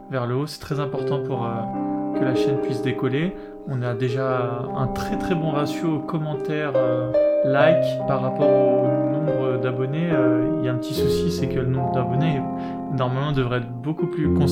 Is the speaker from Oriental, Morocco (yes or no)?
no; Tangier, Tanger-Tetouan-Al Hoceima, Morocco; livre et ça m'a fait rigoler parce que c'était là où j'ai grandi.